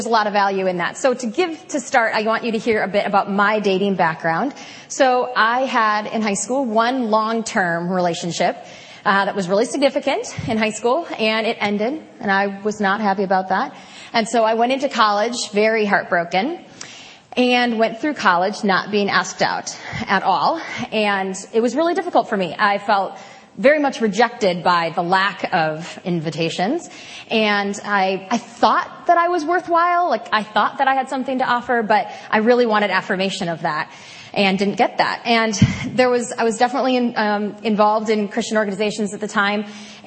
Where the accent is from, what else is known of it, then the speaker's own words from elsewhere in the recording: Wisconsin, United States; I'm from Wisconsin